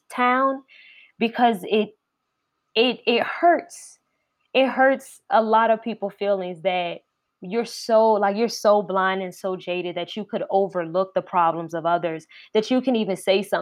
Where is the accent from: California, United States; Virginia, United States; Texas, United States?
Virginia, United States; Richmond; Like even though I'm from Richmond, Virginia, and I love my hometown, but I'm I I don't really see myself moving back.